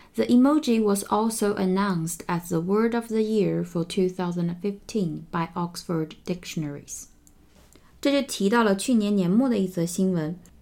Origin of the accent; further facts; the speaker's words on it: China; 我们中国人